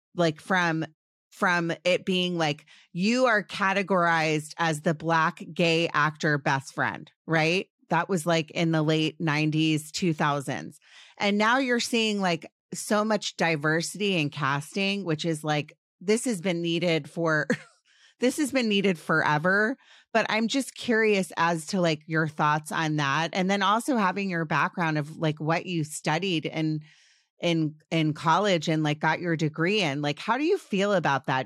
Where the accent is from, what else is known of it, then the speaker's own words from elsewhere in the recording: Washington, District of Columbia, United States; I grew up in Washington, D C.